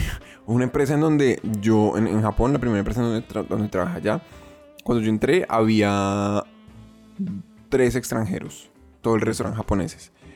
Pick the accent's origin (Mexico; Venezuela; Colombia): Colombia; moved away; also born or lived in Japan; yo como colombiano